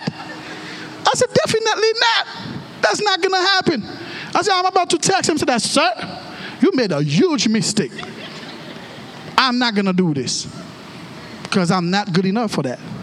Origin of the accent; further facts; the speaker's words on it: Haiti; English is a second language; moved away; I was born and raised in the 509. Yeah, which is a fancy way to say that I was born in Haiti.